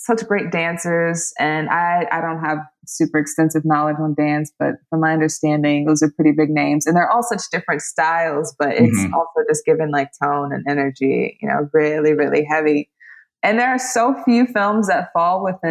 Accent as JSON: {"language": "English", "town": "Rosedale", "region": "Louisiana", "country": "United States", "tie": "born or raised there", "lives_now": "New Orleans, United States", "said": "my hometown, Rosedale, you know, where people do trail rides in the western parts of Louisiana all the time"}